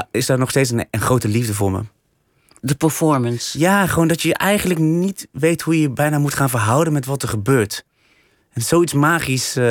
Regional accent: Vught, North Brabant, Netherlands; maar waar ik ben opgegroeid is wel weer een hele grote, ja, ja, eigenlijk een, buurt waar heel veel Melukse gezinnen woonden. In Vught? In Vught, ja.

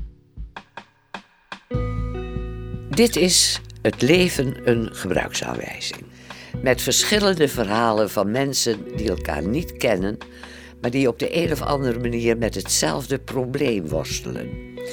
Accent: Friesland, Netherlands; accent: Frisian; ik werd wel eens, eh, ook te kakken gezet door mijn Fries accent

